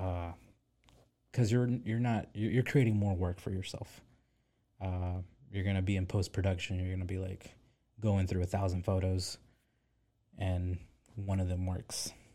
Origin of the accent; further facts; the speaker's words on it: Pine Bluff, Arkansas, United States; also born or lived in San Diego / Little Rock; I'm originally from Pine Bluff, Arkansas, the hood